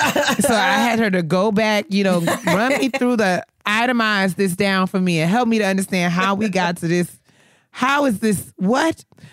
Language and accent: English; New York, United States; now in Maryland, United States; this is one of the things that blew my mind when I moved to Maryland, right? So, you know, I'm a customer from New York.